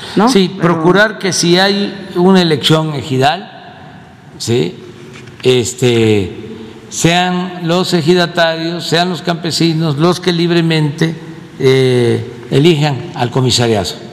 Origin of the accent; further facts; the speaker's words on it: Tepetitán, Tabasco, Mexico; moved away; Tepetitán, que es mi pueblo, Macuspana, Tabasco